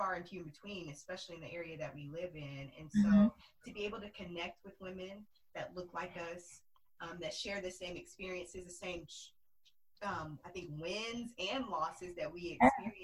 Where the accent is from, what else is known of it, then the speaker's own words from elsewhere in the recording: Arkansas, United States; moved away as an adult; now in Dallas, United States; We're both originally from Arkansas. We're cousins